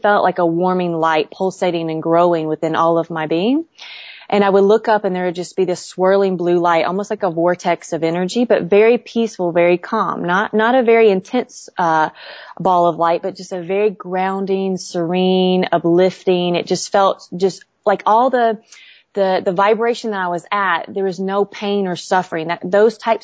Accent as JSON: {"language": "English", "area": "Southern Bible Belt", "region": "Southern United States", "country": "United States", "tie": "born or raised there", "said": "growing up in the Southern Bible Belt."}